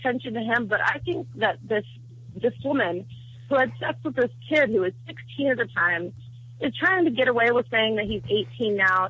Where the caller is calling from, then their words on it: Virginia, United States; I'm calling from Virginia.